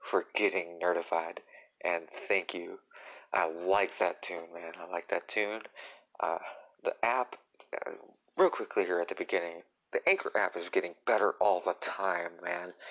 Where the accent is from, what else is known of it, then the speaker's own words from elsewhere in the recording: Tennessee, United States; also born or lived in Illinois, United States / Indiana, United States; I'm actually from Illinois, where I was born, but I was raised in Tennessee and Indiana.